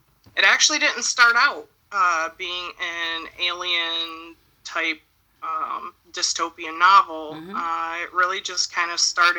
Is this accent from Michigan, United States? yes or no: yes; Michigan, United States; I'm actually from Michigan.